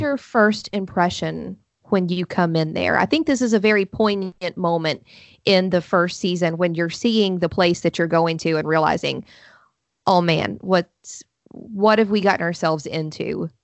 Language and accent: English; Huntington, West Virginia, United States; I'm from Huntington, West Virginia. So I grew up, you know, forty-five minutes from Point Pleasant